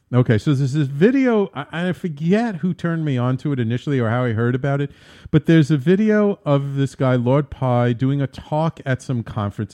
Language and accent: English; New York City, New York, United States; also born or lived in Manhattan; born in Manhattan, I grew up in the Bronx, but now I'm in Manhattan, too